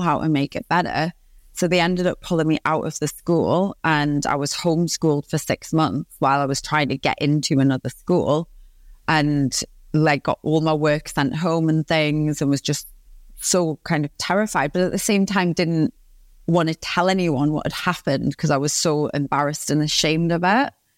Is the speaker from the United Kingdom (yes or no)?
yes; Newcastle upon Tyne, North East England, United Kingdom; accent: Geordie; I'm from Newcastle upon Tyne in the northeast of England. I'm born and raised